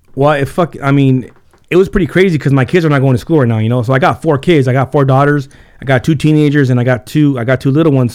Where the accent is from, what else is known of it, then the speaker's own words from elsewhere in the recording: Carpinteria, California, United States; first language Spanish; English is a second language; also born or lived in Santa Barbara / Santa Paula; I was born in Santa Barbara, and then, uh, I was in Carpinteria for about, um, for about nine years